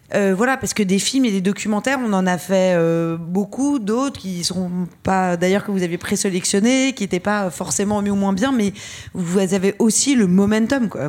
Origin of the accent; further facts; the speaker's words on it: France; même si on est française et qu'on a un passeport français